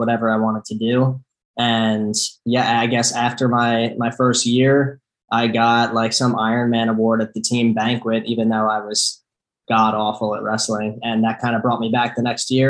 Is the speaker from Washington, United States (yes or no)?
no; Sellersville, Pennsylvania, United States; we're 45 minutes from Philly, so I grew up right around here.